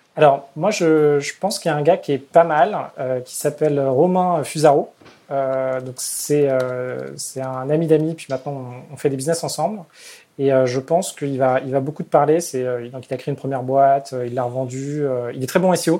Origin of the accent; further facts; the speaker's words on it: Paris, Île-de-France, France; je suis parisien, j'ai envie de rester à Paris